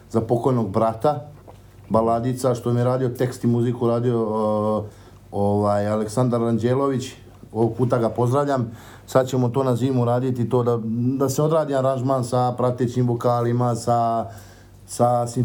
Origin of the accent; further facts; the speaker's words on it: Sarajevo, Federation of Bosnia and Herzegovina, Bosnia & Herzegovina; moved away; also born or lived in Šabac, Serbia; Radili smo u gradu gde sam ja, u Šapcu, razumeš, inače sam rodom iz Sarajeva